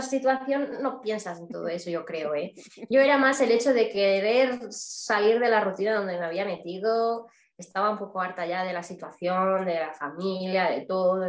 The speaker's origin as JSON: {"language": "Spanish", "town": "Barcelona", "region": "Catalonia", "country": "Spain", "said": "soy de origen de Barcelona, de España"}